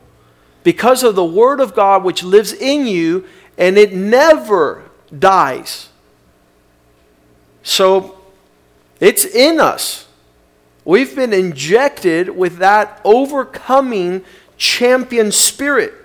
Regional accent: South Florida, United States; I grew up here in South Florida

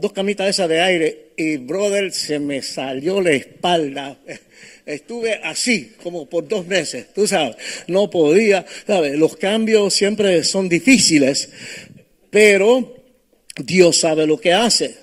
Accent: New York City, New York, United States; moved away; also born or lived in Cape Coral, Florida; yo nací en Brooklyn, en Nueva York

